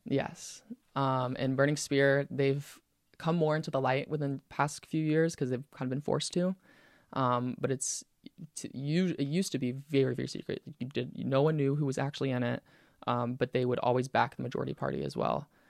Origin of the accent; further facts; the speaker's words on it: Pensacola, Florida, United States; I'm from Pensacola